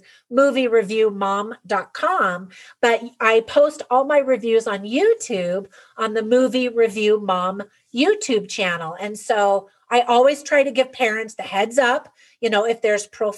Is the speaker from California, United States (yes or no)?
yes; California, United States; moved away; I grew up in California and then raised my family there for a number of years